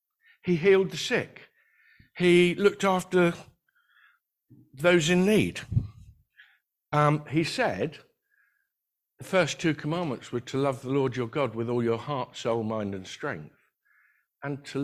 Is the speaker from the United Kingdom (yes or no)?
yes; United Kingdom; We're very British